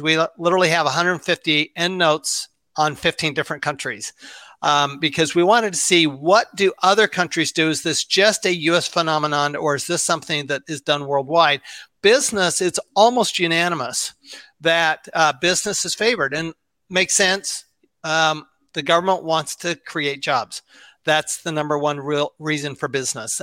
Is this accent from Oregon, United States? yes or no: no; Salt Lake City, Utah, United States; I grew up in Salt Lake City, Utah.